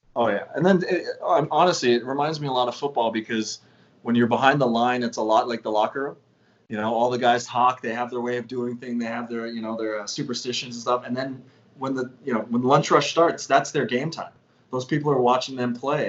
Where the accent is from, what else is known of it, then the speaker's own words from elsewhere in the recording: Canada; as Canadian kids